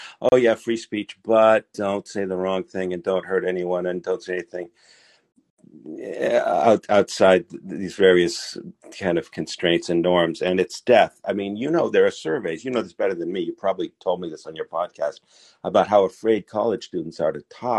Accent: United States; now in Israel; As an American

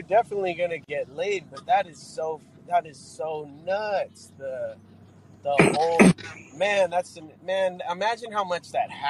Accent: Los Angeles, California, United States; I grew up in California. I'm a native of East Los Angeles.

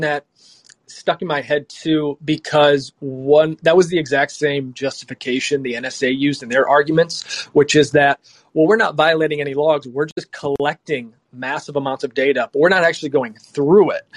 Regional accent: United States; we're from the U.S.

